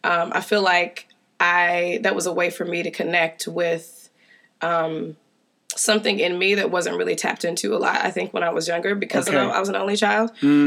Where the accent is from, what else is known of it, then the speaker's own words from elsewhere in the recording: the South, United States; No, okay, I'm not from Seattle. I'm so Southern.